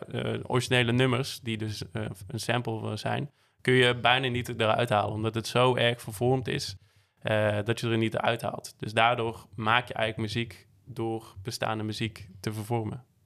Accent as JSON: {"language": "Dutch", "country": "Netherlands", "also_born_or_lived": "Barcelona", "said": "als Nederlander"}